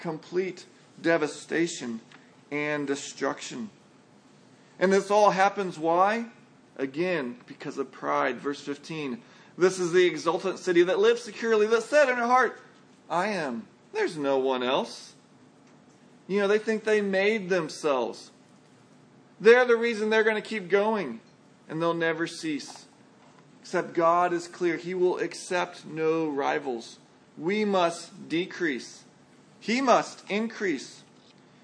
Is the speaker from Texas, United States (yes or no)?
yes; San Antonio, Texas, United States; moved away; grew up in San Antonio